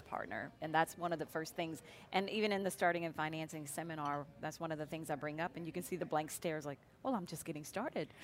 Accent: New Orleans, Louisiana, United States; moved away as an adult; also born or lived in Lafayette; I hail from the New Orleans area

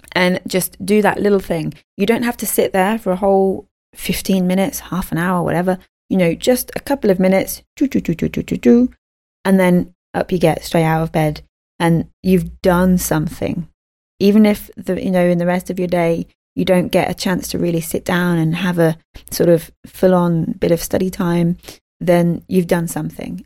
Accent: United Kingdom; I'm a bad Brit.

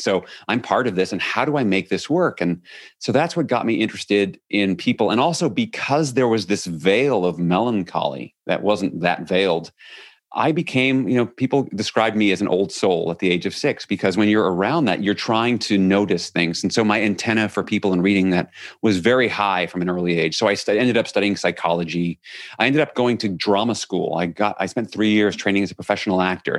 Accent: New York City, New York, United States; I grew up in New York City

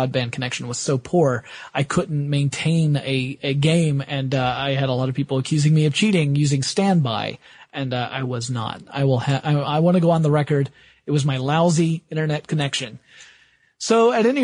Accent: the South, United States; I am from the South

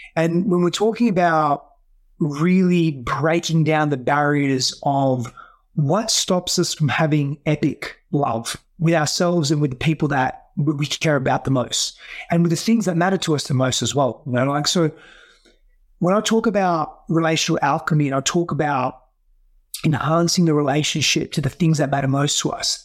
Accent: Australia; first language Greek; English is a second language; moved away as an adult; also born or lived in Greece; now in United States; I grew up in Australia, but the first few, few years of my life, I largely grew up in Greece

